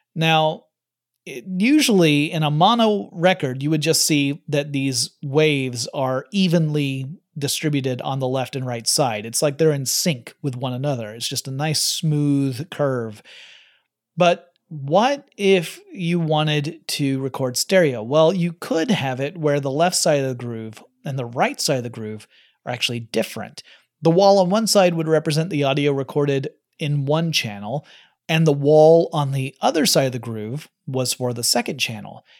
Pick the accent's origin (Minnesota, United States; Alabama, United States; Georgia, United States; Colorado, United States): Georgia, United States; growing up in Georgia